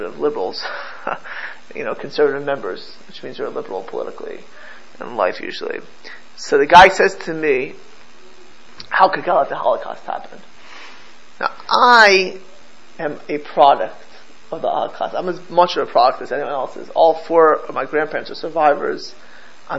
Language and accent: English; United States; I'm the only American born, I'm American born in this room, right? But I'm grandchildren of Polish survivors